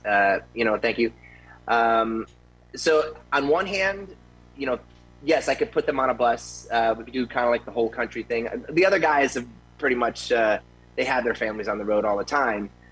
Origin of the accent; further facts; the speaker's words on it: Tampa, Florida, United States; now in Las Vegas, United States; I grew up in Tampa when I was eight years old